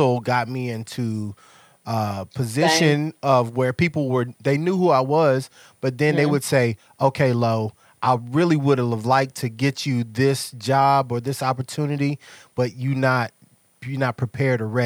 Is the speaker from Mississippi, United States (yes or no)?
yes; Mississippi, United States; moved away; I'm from Mississippi